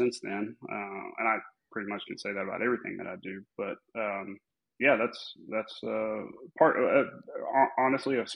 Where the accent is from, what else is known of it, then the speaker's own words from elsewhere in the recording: Amarillo, Texas, United States; Born and raised, never left